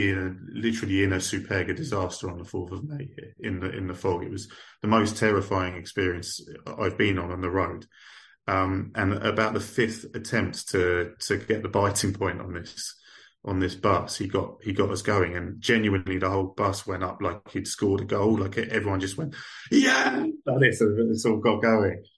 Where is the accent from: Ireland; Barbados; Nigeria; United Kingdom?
United Kingdom; England; I kind of struggled as an English guy there